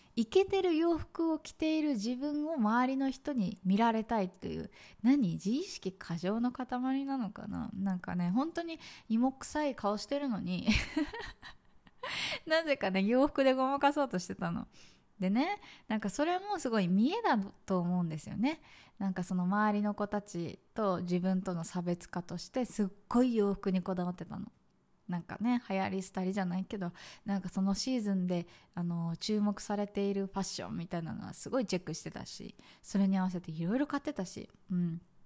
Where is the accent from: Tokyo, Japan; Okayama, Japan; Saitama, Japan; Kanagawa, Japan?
Tokyo, Japan; moved away as an adult; now in Vietnam; 私ね、もともと東京生まれで、そのまま東京の会社に就職し、そう。だからずっと東京にいたの。